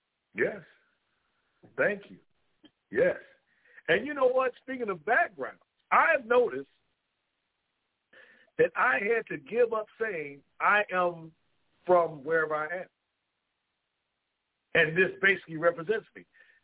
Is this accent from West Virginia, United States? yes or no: yes; West Virginia, United States; You know, I'm from West Virginia. You don't know who you're messing with, huh?